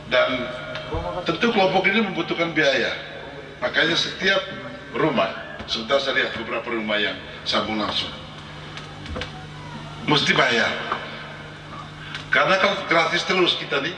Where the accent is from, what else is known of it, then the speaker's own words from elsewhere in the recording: East Nusa Tenggara, Indonesia; kita orang Manggarai selalu ngomong gini